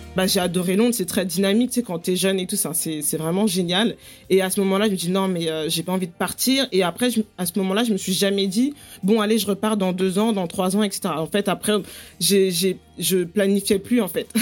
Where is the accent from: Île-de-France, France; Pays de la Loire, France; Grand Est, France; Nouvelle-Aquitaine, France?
Île-de-France, France; Paris; accent: French; moved away as an adult; now in London, United Kingdom; Je suis née, j'ai grandi à Paris et en banlieue parisienne